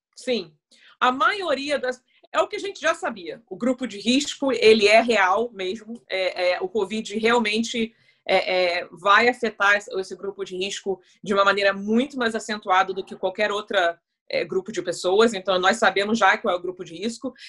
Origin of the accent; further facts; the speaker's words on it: Brazil; now in United Kingdom; como brasileira